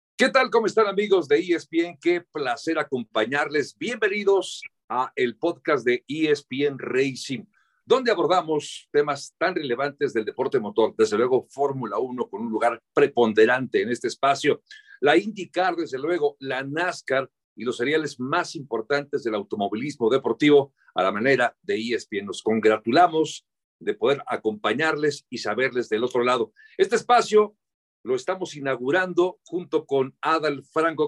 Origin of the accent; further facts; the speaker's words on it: Mexico; mexicano representando justamente este deporte para nuestro país